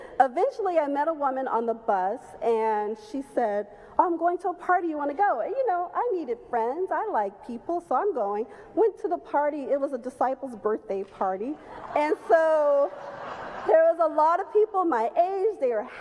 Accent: Chicago, Illinois, United States; moved away as an adult; also born or lived in Los Angeles, California; I was born and raised in Chicago

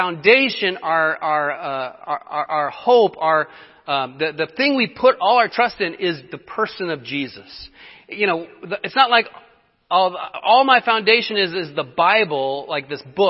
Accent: Colorado, United States; moved away; I'm from Colorado

